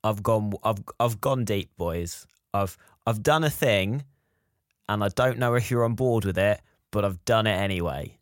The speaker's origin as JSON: {"language": "English", "country": "United Kingdom", "said": "we're British"}